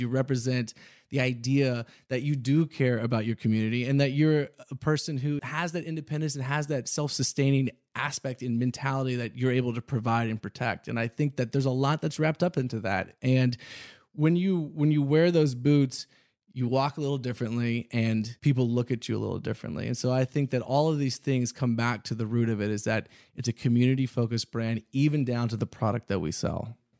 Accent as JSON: {"language": "English", "town": "Houston", "region": "Texas", "country": "United States", "tie": "born or raised there", "also_born_or_lived": "Austin", "said": "growing up in Texas, of course, I wore cowboy boots."}